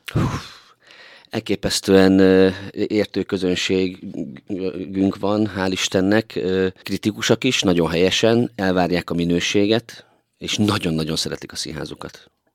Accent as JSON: {"language": "Hungarian", "area": "Tiszalök", "region": "Szabolcs-Szatmár-Bereg", "country": "Hungary", "tie": "born or raised there", "moved": "yes", "lives_now": "Miskolc, Hungary", "said": "én Tiszalonyban nőttem föl, egy Szabolcsi kisfaluban"}